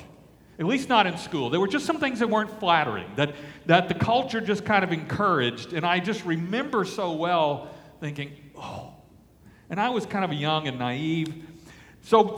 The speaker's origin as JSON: {"language": "English", "town": "Alexandria", "region": "Louisiana", "country": "United States", "tie": "born or raised there", "said": "I grew up in Alexandria, Louisiana"}